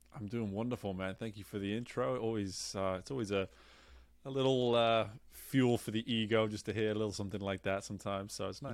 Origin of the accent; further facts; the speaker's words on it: England, United Kingdom; moved away; growing up where I grew up in England, there wasn't much